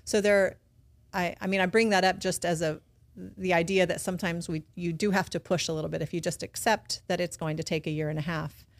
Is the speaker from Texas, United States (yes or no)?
yes; South Texas, United States; moved away as an adult; also born or lived in Los Angeles / San Diego; now in Baton Rouge, United States; I'm also from Texas, right? So I'm a public school person.